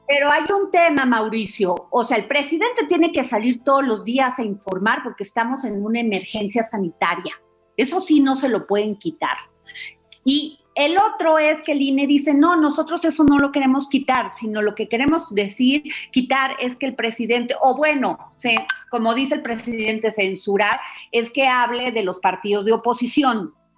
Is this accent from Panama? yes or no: no; Mexico